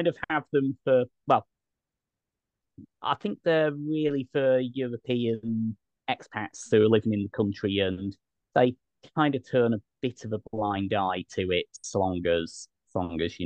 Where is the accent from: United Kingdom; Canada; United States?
United Kingdom; now in Albania; as a Brit